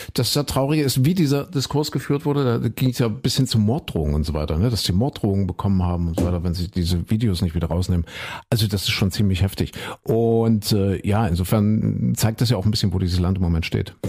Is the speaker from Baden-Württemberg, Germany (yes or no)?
no; Saxony-Anhalt, Germany; meine Heimat